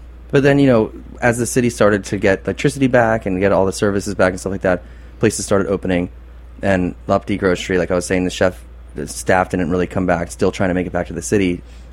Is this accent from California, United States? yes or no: yes; California, United States; now in New Orleans, United States; my growing up in California